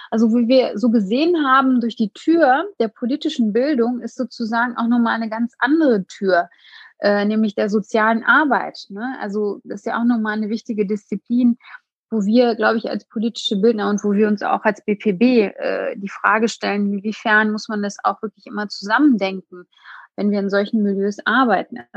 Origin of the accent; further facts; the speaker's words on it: Hagen, North Rhine-Westphalia, Germany; Ja, also in meiner Heimatstadt Hagen gibt es sehr viele unterschiedliche, auch soziale und ähm, ähm, ja, wirtschaftliche Probleme.